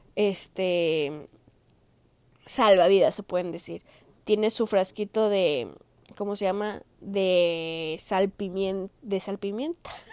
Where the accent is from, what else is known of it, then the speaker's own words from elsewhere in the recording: Jalisco, Mexico; moved away; del estado de Jalisco, de donde yo soy, de donde me vieron hacer